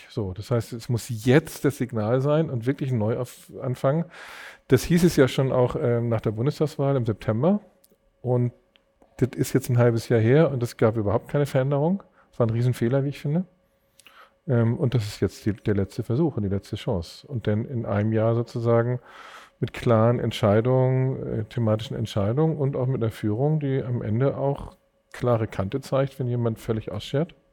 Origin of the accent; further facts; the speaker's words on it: Glinde, Schleswig-Holstein, Germany; Gelebt und aufgewachsen bin ich in Glinde.